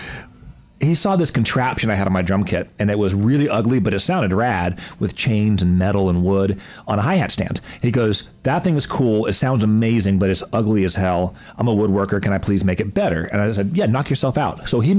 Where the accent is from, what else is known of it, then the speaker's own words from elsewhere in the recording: Raleigh, North Carolina, United States; Raleigh, North Carolina.